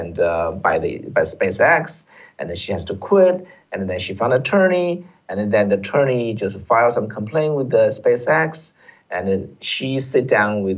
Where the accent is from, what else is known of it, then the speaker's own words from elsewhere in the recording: China; now in United States; we came from China